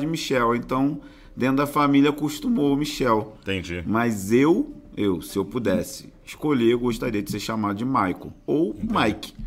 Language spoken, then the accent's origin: Portuguese; São Gonçalo, Rio de Janeiro, Brazil; moved away as an adult; now in Rio de Janeiro, Brazil; eu nasci em São Gonçalo